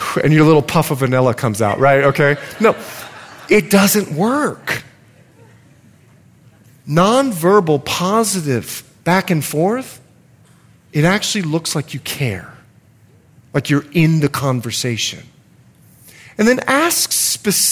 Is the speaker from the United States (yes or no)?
no; Bahamas; moved away; I'm from the Bahamas